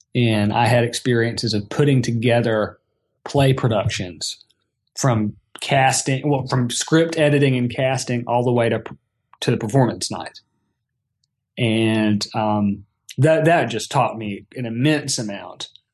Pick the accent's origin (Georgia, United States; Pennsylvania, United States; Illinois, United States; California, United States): Georgia, United States; Atlanta; also born or lived in College Park, Georgia / Brighton, United Kingdom / Athens, Georgia; I've ended up moving back to my hometown where I grew up here in suburban Atlanta.